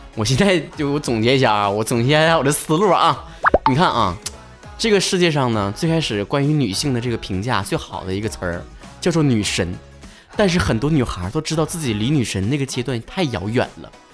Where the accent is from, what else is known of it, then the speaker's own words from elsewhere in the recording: Northeast China, China; now in Beijing, China; 完告诉我也是东北人